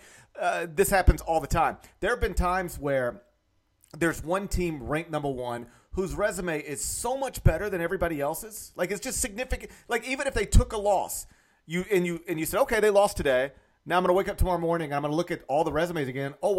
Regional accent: North Mississippi, United States; accent: North Mississippi; my North Mississippi accent

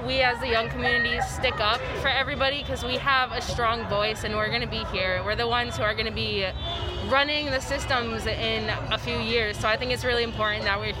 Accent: Greenfield, Massachusetts, United States; I'm from Greenfield, Massachusetts.

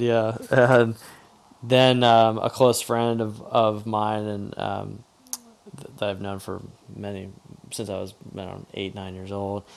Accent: Charleston, South Carolina, United States; growing up in Charleston, South Carolina

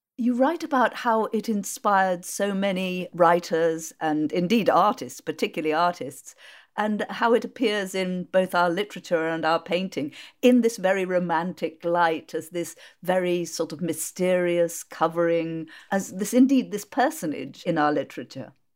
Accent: Worcestershire, West Midlands, United Kingdom; I grew up in Worcestershire and my local M P, Gerald Nabarro of M P for Kidderminster, I grew up three miles from Kidderminster

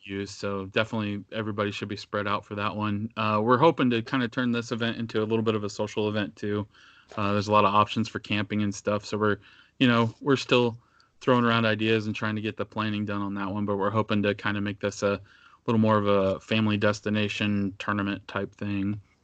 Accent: Northeast Indiana, United States; I grew up in Northeast Indiana

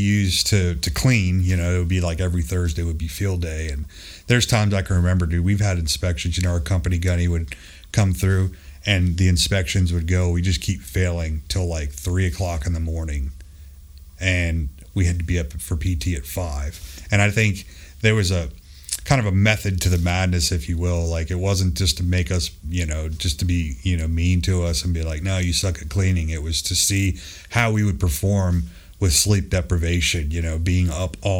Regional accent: Palm Beach County, South Florida, United States; also born or lived in Kaneohe Bay, Hawaii; I grew up in South Florida, Palm Beach County area

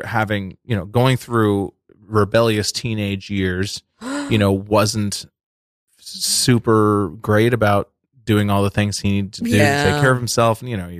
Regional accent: Massachusetts, United States; I am from Massachusetts.

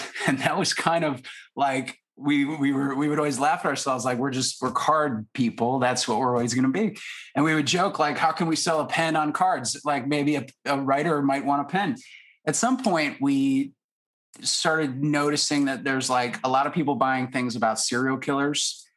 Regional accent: Syracuse, New York, United States; Lou and I, we went to high school together in Syracuse, New York.

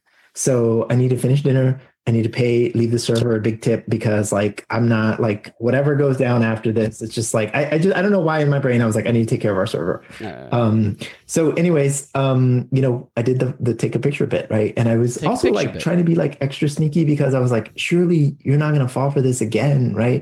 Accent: Texas, United States; You know, I'm a Texan. I'm a, you know, a person here, you know, he's my representative.

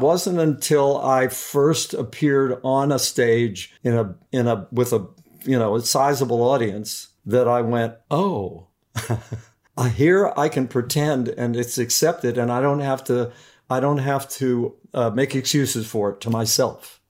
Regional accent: Beckley, West Virginia, United States; my dad started a, owned a restaurant in a, in a coal mining town in West Virginia, uh, called Beckley, West Virginia. And so I grew up

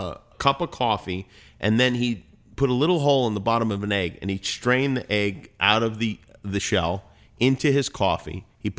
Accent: Las Vegas, Nevada, United States; also born or lived in Brooklyn; I was born in Brooklyn. I was raised in Las Vegas.

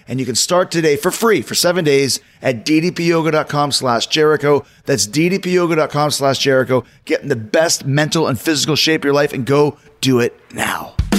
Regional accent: Winnipeg, Manitoba, Canada; moved away; also born or lived in Calgary; I grew up in Winnipeg, but I trained for wrestling in Calgary.

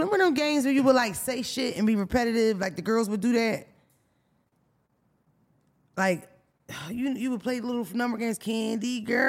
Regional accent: Philadelphia, Pennsylvania, United States; I'm from Albanus Street.

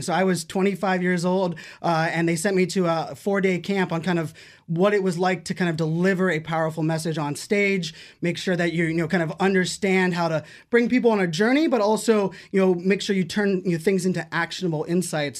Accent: Pittsburgh, Pennsylvania, United States; I grew up in Pittsburgh, Pennsylvania

